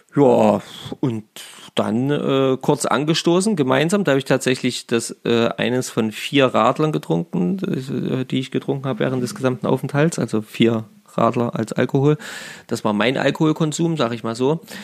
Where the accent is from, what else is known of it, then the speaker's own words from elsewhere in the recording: Germany; bei uns in Deutschland